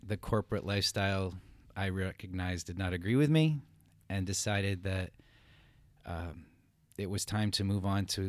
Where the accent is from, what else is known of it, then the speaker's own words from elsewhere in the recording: Maine, United States; moved away as an adult; also born or lived in Hartford, Connecticut / Europe; now in Somerville; I was born in Hartford, Connecticut. My parents stayed there till I was five. Then they moved back to their home state of Maine, where they grew up. I graduated from the same high school as my grandfather, my father.